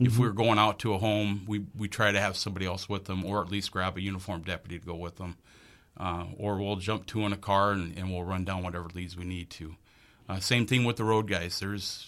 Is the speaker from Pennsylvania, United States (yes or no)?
no; Sioux City, Iowa, United States; moved away as an adult; also born or lived in Northeast Nebraska; now in Bemidji, United States; I grew up in Sioux City, Iowa